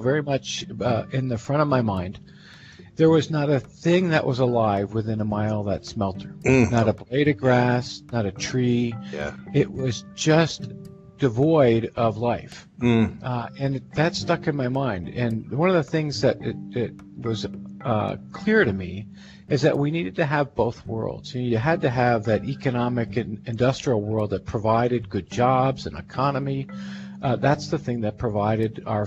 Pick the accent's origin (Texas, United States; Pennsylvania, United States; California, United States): Pennsylvania, United States; eastern; I grew up in Pennsylvania, eastern Pennsylvania